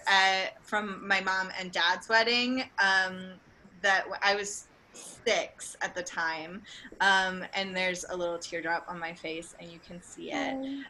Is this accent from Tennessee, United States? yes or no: yes; Tennessee, United States; I'm also from Tennessee, um, which is abstinence only